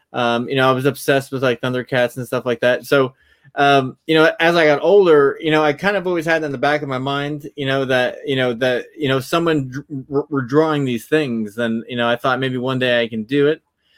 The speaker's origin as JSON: {"language": "English", "region": "New Jersey", "country": "United States", "tie": "born or raised there", "also_born_or_lived": "Florida", "said": "I was born in New Jersey, and then when I was young, I moved to Florida, and then I moved back to New Jersey, and then I moved back to Florida, then I moved back to New Jersey."}